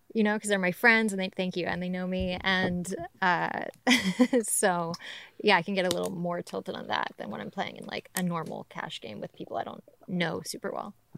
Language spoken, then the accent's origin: English; Georgia, United States; also born or lived in Ventura, California / Costa Rica; now in Los Angeles, United States; I was born in Ventura, but I grew up in Georgia.